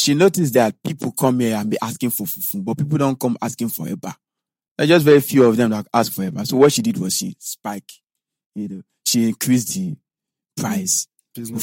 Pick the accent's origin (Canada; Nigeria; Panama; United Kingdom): Nigeria; Edo; I'm from Edo State